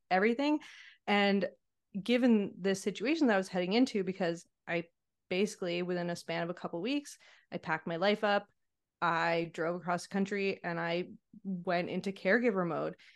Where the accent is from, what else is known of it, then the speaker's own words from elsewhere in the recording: Montreal, Quebec, Canada; also born or lived in British Columbia; I grew up in Montreal, so that's where I returned to.